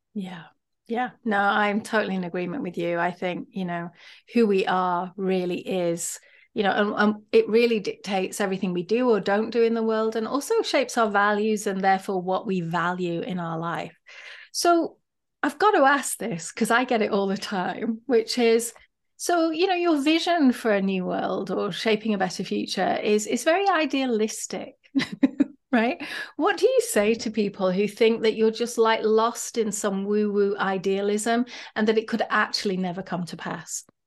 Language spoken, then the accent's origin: English; United Kingdom; now in United States; I might be Brit living in America